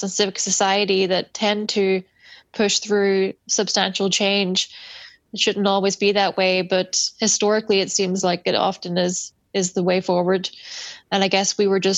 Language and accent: English; Northern Ireland, United Kingdom